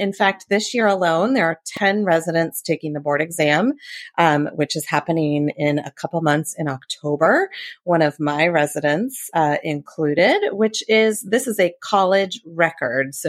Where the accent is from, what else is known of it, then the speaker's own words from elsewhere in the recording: Tucson, Arizona, United States; moved away as an adult; also born or lived in Colorado; now in Virginia, United States; I grew up in Tucson, Arizona